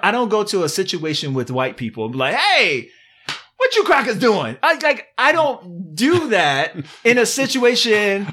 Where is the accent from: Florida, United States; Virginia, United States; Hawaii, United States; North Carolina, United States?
Virginia, United States; moved away; I'm from Virginia